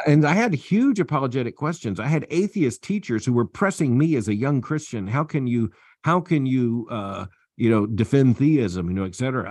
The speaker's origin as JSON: {"language": "English", "region": "Florida", "country": "United States", "also_born_or_lived": "Atlanta, Georgia", "moved": "yes", "said": "down in Florida, uh, uh, which is my home state"}